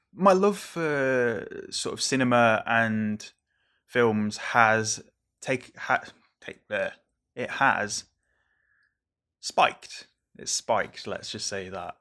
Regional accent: Merseyside, North West England, United Kingdom; growing up on Merseyside

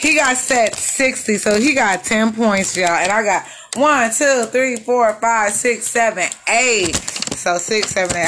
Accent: Texas, United States; I'm from Texas

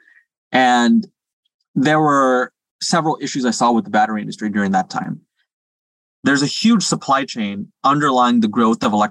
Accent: Singapore; moved away; I speak some Mandarin because I grew up in Singapore.

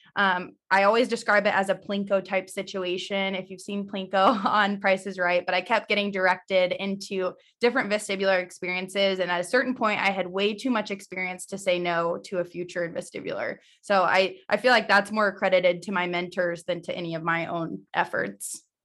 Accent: Missouri, United States; also born or lived in Indiana / Phoenix; I'm originally from Missouri, so born and raised here

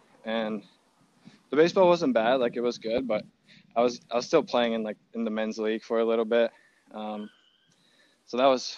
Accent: Slovakia; My school was one of the only schools in Slovakia that actually had a baseball program.

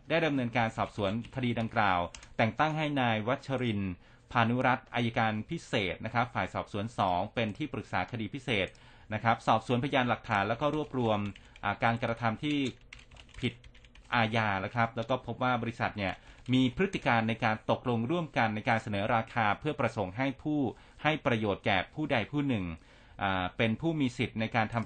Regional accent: Nakhon Ratchasima, Thailand; ผมเป็นคนโคราชเป็นลูกอีสา

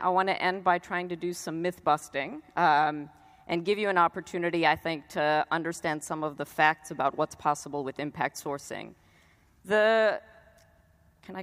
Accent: South Africa

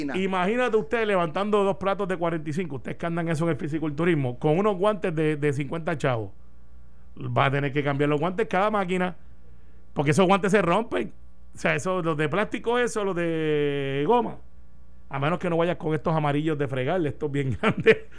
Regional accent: Puerto Rico

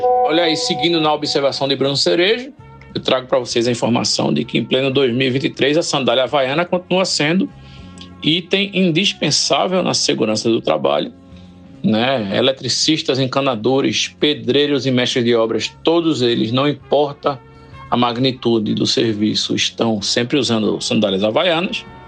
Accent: Recife, Pernambuco, Brazil; eu passei a vida inteira aqui em Recife

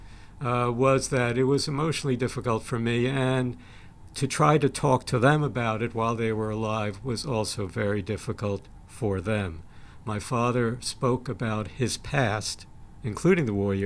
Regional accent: Sweden; I was born in Sweden

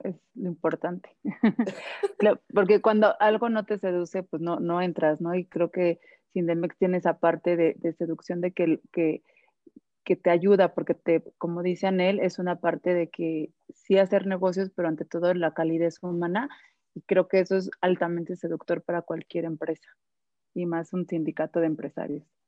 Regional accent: Mexico; todos como mexicanos

